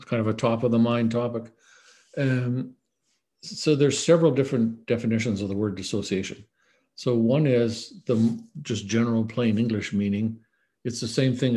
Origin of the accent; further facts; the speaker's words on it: Canada; moved away as an adult; also born or lived in Canadian Arctic / Sicily / England; I grew up in Canada, went to medical school